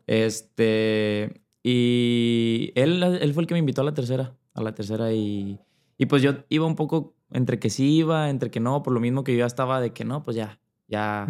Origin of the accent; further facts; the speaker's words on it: Monterrey, Nuevo León, Mexico; Yo soy de Monterrey, soy de Monterrey, Nuevo León